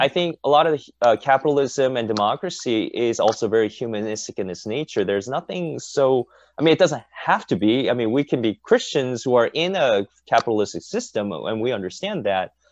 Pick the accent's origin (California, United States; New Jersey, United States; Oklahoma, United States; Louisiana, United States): California, United States; Fullerton; in my history class at Sunny Hills when I was a high school student